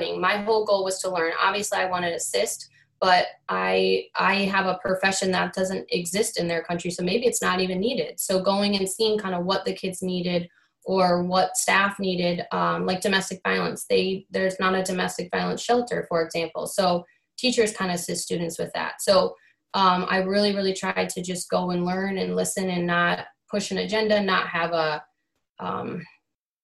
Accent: Rockford, Illinois, United States; also born or lived in Winnebago, Illinois; I born and raised in Rockford

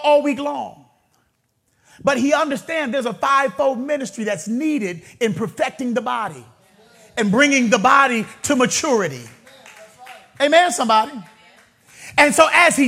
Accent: Vallejo, California, United States; I grew up in a neighborhood. Some of you may be familiar with the Country Club Crest, Triple C's. I grew up right there in the Crest

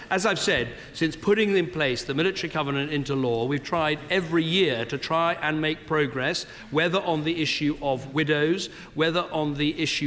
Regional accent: Chipping Norton, South East England, United Kingdom; my hometown of Chipping Norton

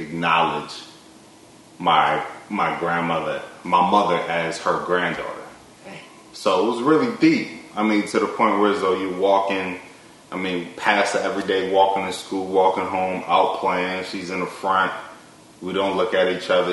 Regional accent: Baltimore, Maryland, United States; in the 7th grade, where I grew up in Baltimore, the block I grew up

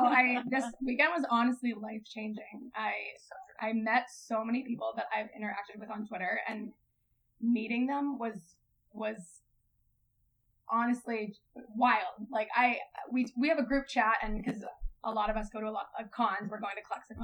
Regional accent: New England, United States; now in Vancouver, Canada; Yeah, now we hang out because we're both from New England area

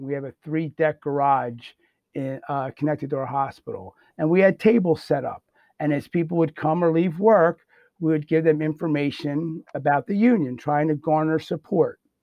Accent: Bensalem, Pennsylvania, United States; also born or lived in Croydon, Pennsylvania; I'm originally from Ben Salem

